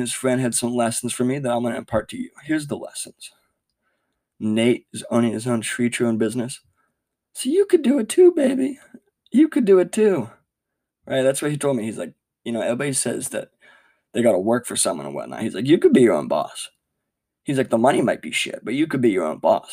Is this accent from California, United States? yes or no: yes; California, United States; As a Californian, and like as an urban dweller